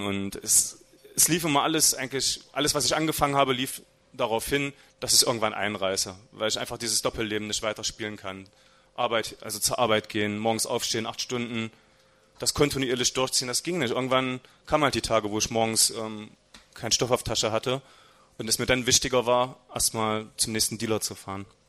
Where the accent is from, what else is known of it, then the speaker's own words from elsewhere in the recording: Halberstadt, Saxony-Anhalt, Germany; aufgewachsen bin ich in Halberstadt. Ähm, das ist ungefähr 40 Kilometer von hier, gehört also auch mit zu Sachsen-Anhalt.